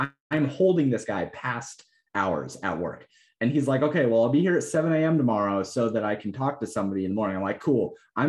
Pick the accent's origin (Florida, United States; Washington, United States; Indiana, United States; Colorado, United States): Colorado, United States; And I'm like, I come from Colorado, bro.